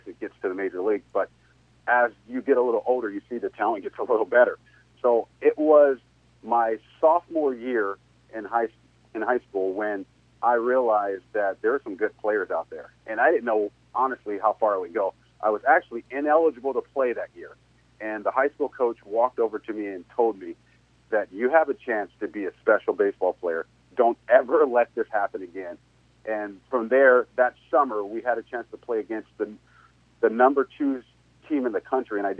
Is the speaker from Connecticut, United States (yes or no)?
no; Long Beach, California, United States; I'm from Long Beach, California